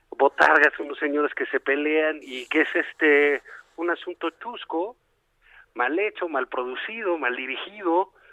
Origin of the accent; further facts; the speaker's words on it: Tabasco, Mexico; Que soy de Tabasco, del trópico